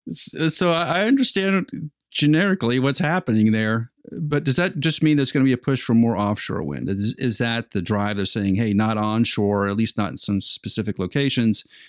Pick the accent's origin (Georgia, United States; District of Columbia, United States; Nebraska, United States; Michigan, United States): Nebraska, United States; I'm from Nebraska